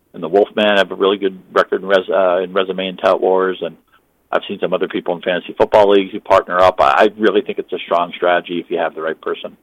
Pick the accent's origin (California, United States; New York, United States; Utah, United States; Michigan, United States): Michigan, United States; moved away; the hometown auction I do with friends in Michigan